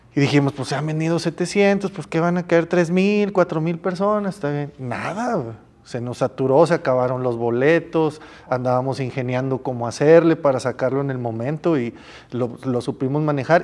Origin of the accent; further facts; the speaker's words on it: Mexico; yo vengo de México, tengo un canal de YouTube, hago un evento allá